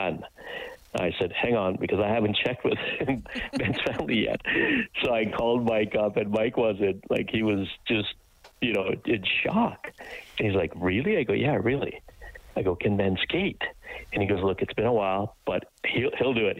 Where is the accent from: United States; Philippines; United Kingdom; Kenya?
Kenya; moved away; I was born in Kenya, come from poverty